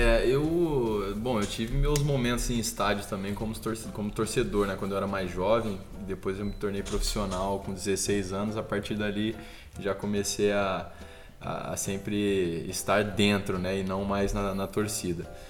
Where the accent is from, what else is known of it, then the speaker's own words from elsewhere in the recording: Brazil; eu sendo brasileiro